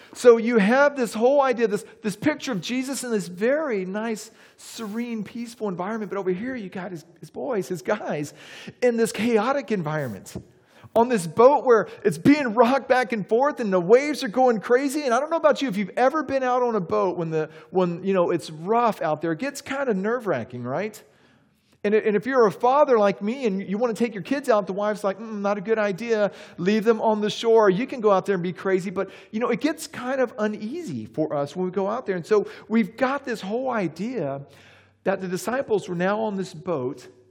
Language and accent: English; Texas, United States; also born or lived in Charlotte, North Carolina; now in Saint Augustine, United States; growing up in Texas